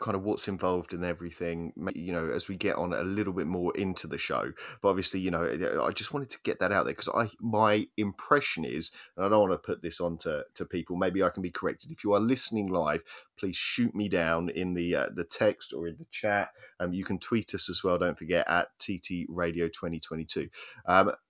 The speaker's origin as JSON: {"language": "English", "town": "Oswestry", "region": "West Midlands", "country": "United Kingdom", "tie": "born or raised there", "said": "You are the closest to Wales I think you can possibly be without actually being Welsh. There in Oswestry"}